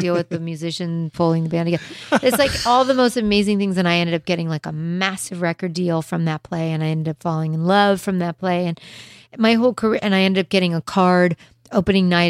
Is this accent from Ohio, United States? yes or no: no; Los Angeles, California, United States; also born or lived in Beverly Hills; I was like a Hollywood girl